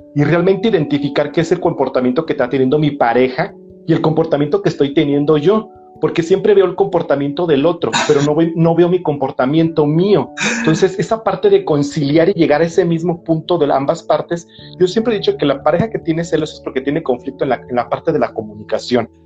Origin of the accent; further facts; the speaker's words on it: Mexico; la carga que traemos como cultura mexicana